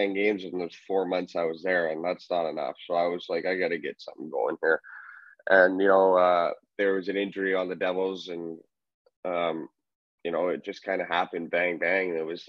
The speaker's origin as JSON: {"language": "English", "town": "Trail", "region": "British Columbia", "country": "Canada", "tie": "born or raised there", "said": "Born and raised, man. That's my hometown."}